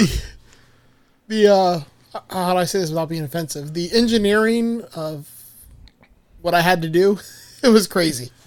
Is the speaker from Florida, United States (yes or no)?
yes; Miami, Florida, United States; I'm from Miami